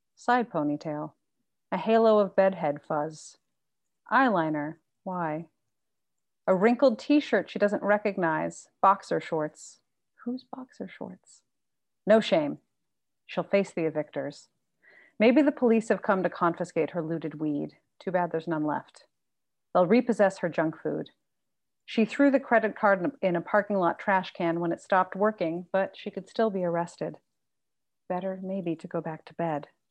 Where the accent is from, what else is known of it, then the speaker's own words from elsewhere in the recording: San Marcos, California, United States; also born or lived in Carlsbad; I grew up in San Marcos, mostly